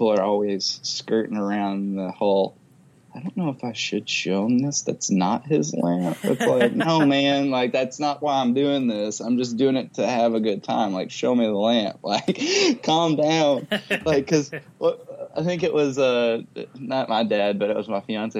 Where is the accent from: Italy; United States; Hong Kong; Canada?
United States; Kentucky; I'm from Kentucky and my dad was all about the bourbon